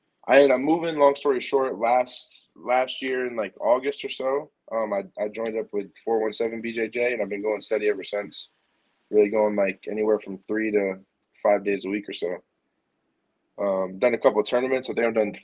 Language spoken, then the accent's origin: English; New York, United States; moved away as an adult; now in Springfield, Missouri, United States; I grew up in New York